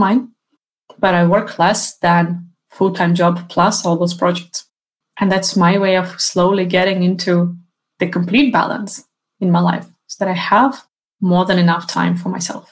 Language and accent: English; Ukraine; now in Sweden; my home country, Ukraine